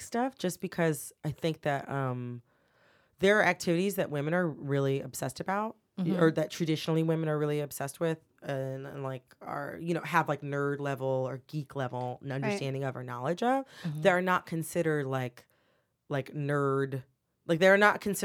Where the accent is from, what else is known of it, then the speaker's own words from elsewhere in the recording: Farmington Hills, Michigan, United States; moved away as an adult; also born or lived in Louisville, Kentucky / Washington, D.C.; I'm from Michigan. I'm from Farmington Hills, Michigan. Well, I was born in Louisville, Kentucky